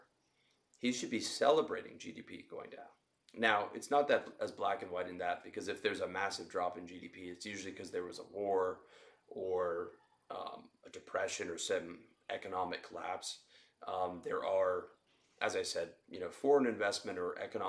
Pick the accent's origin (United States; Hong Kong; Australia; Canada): Canada; now in Southeast Asia; I'm Canadian and I live in Southeast Asia